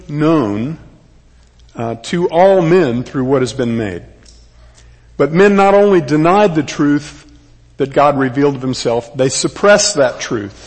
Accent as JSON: {"language": "English", "region": "Texas", "country": "United States", "said": "I am a Texan, third generation"}